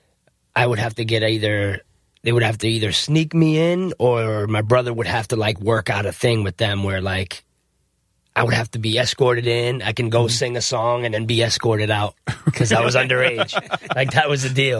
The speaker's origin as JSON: {"language": "English", "region": "New Jersey", "country": "United States", "tie": "born or raised there", "also_born_or_lived": "South Florida", "moved": "yes", "said": "I'm actually from New Jersey originally. I was born in Jersey"}